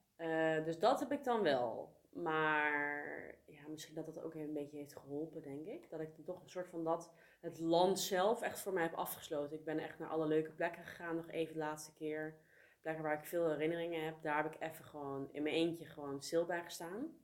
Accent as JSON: {"language": "Dutch", "country": "Netherlands", "tie": "born or raised there", "also_born_or_lived": "South Korea", "moved": "as an adult", "said": "mijn geboorteland. Ik ben hier geboren. Ja. Ehm, ik heb hier merendeel van mijn leven gewoond."}